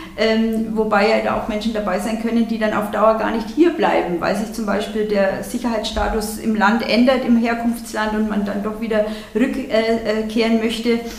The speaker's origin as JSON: {"language": "German", "region": "Bavaria", "country": "Germany", "said": "bei uns in Bayern"}